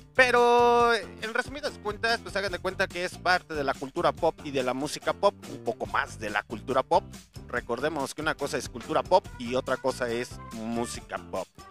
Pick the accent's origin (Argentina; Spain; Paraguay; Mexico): Mexico